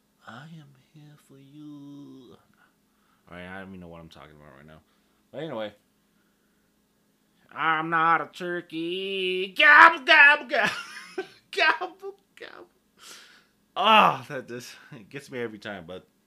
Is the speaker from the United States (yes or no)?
yes; Oklahoma, United States; I'm from Oklahoma. Migrated from Nashville, Tennessee.